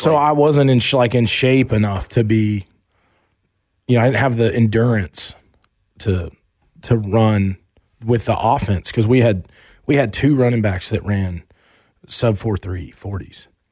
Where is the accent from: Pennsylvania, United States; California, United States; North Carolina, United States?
North Carolina, United States; Asheville; also born or lived in Charlotte; we moved from Charlotte to Asheville